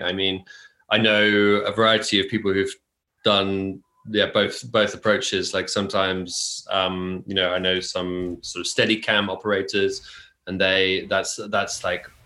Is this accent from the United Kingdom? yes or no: yes; near Oxford, the Cotswolds, South East England, United Kingdom; moved away as an adult; now in Tokyo, Japan; I grew up near Oxford in the UK, in the Cotswolds, very small countryside village